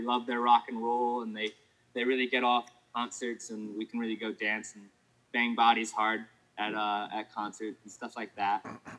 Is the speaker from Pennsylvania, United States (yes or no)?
no; Coventry, Rhode Island, United States; I grew up in Rhode Island, Coventry, Rhode Island. I had two houses there.